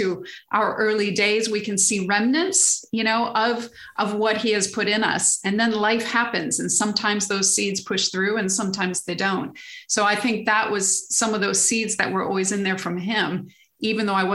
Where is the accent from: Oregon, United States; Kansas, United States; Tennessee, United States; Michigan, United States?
Michigan, United States; moved away as an adult; now in England, United Kingdom; I grew up in Michigan, lived in Michigan all my life until 30 something, early 30s when I moved over to England